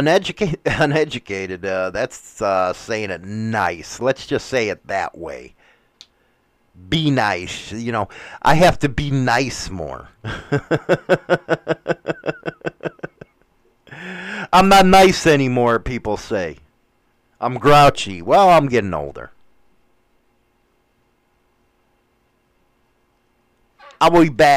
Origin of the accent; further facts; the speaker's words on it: Chicago, Illinois, United States; moved away; I don't even feel like I'm from Chicago anymore.